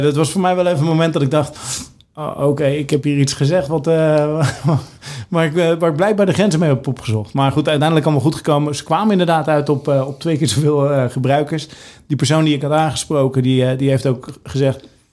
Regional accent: Netherlands

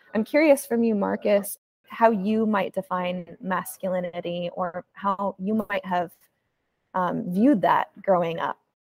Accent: Arizona, United States; moved away as an adult; now in Southern California, United States; I grew up in Arizona

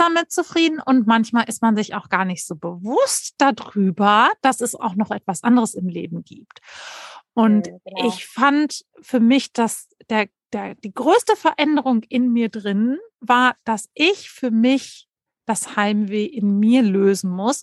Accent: Sauerland, North Rhine-Westphalia, Germany; moved away; Ich komme aus einem ganz kleinen Ort im Sauerland

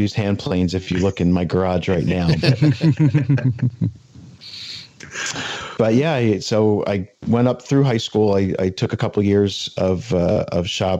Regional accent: New Jersey, United States; also born or lived in the western US; I was born out west and I grew up in New Jersey

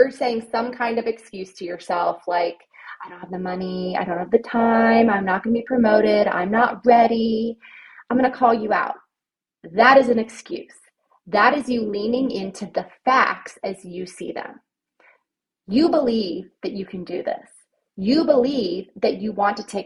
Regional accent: Ohio, United States; moved away as an adult; also born or lived in Virginia; now in Nashville, United States; when I went to college, I'm from Ohio. Everybody goes to Ohio University

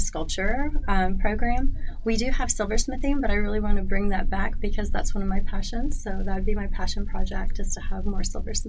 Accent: Indiana, United States; moved away as an adult; also born or lived in Georgia / Brazil; now in Charlotte, United States; I'm originally from Indiana

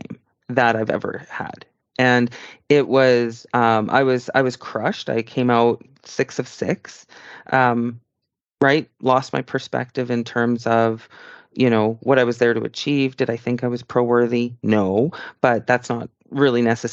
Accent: Canada; I'm a Canadian citizen

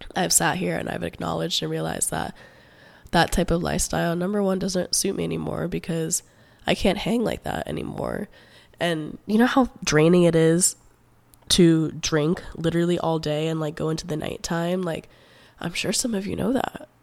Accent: Palm Beach County, South Florida, United States; also born or lived in Gainesville, Florida; I'm originally from South Florida, like, Palm Beach County area. I was born and raised there

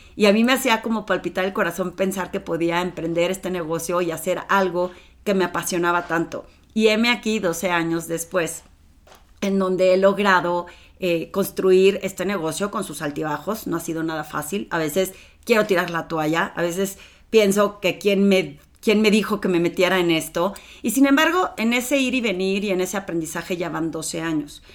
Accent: Torreón, Coahuila, Mexico; moved away as an adult; now in Mexico City, Mexico; ya tenía trabajo en Torreón, en una ciudad pequeñita donde todo el mundo me conocía

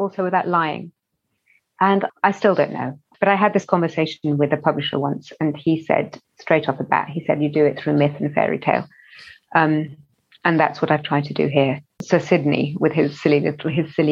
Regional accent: London, United Kingdom; as a child, even as growing up in West London

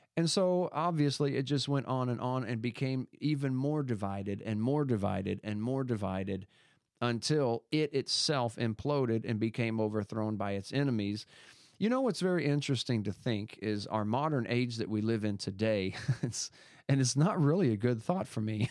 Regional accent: United States; I was born in America

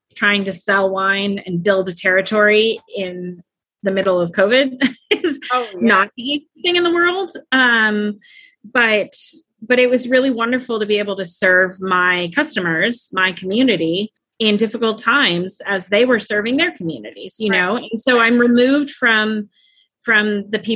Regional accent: Napa, California, United States; moved away as an adult; now in Arlington, United States; I grew up in Napa, California

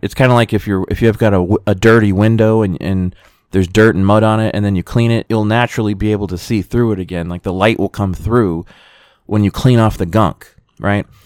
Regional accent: United States; being an American

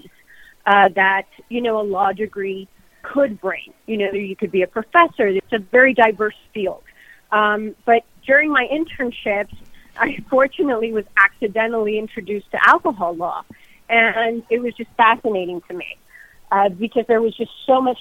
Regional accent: Miami, Florida, United States; born and raised in Miami, born of Cuban immigrant parents

